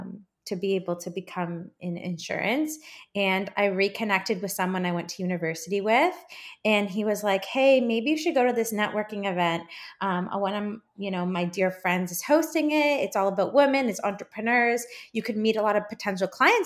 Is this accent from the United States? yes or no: no; Canada; I'm Canadian